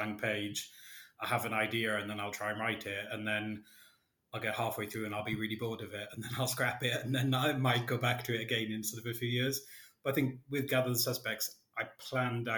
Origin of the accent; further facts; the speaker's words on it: Wales, United Kingdom; now in England; I'm a Welshman living in England, but my roots are very firmly in Wales.